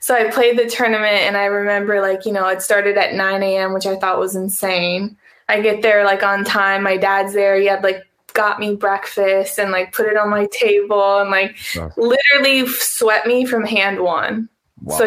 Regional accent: Wisconsin, United States; my dad, we're from Wisconsin

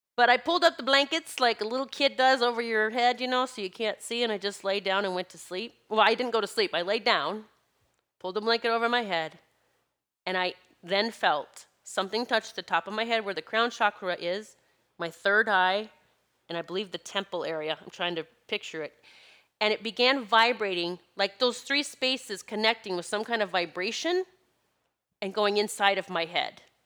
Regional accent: South Dakota, United States; my best friend growing up in South Dakota

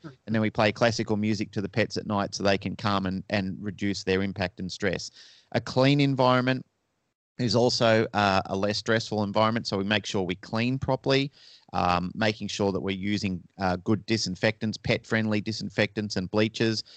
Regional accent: Melbourne, Victoria, Australia; moved away as an adult; now in Sydney, Australia; And I was originally from Melbourne, Australia, which is down the southern end of Australia

